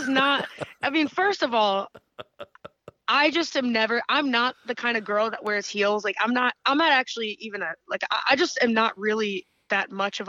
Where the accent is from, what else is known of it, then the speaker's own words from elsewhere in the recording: upstate New York, United States; in upstate New York, it's like my hometown's big arena.